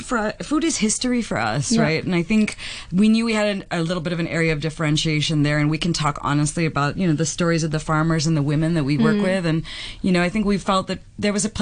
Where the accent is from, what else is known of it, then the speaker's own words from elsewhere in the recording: Philippines; moved away; I'm originally from the Philippines